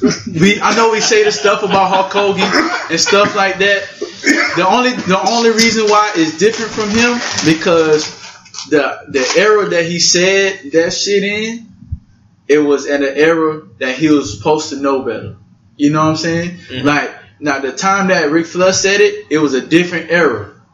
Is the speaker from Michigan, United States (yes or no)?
no; Louisiana, United States; Like, okay, I'm from Louisiana.